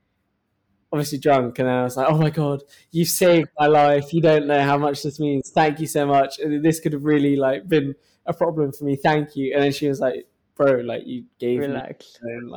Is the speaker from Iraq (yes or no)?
no; United Kingdom; accent: British; moved away as an adult; now in New York, United States; my British accent